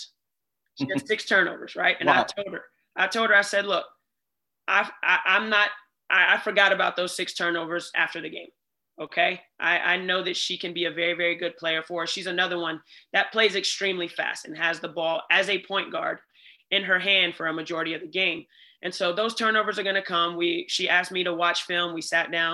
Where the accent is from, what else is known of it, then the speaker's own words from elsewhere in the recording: Atlanta, Georgia, United States; moved away; I grew up in Atlanta